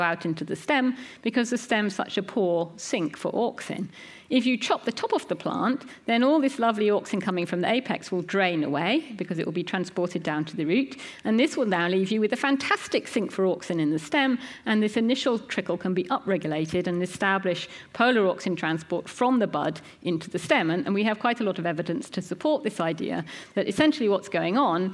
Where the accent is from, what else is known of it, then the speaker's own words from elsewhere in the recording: United Kingdom; we're British